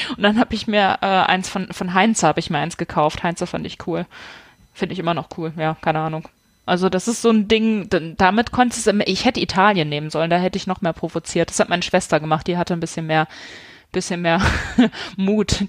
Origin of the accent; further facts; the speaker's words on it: Hanover, Lower Saxony, Germany; ich komme aus Hannover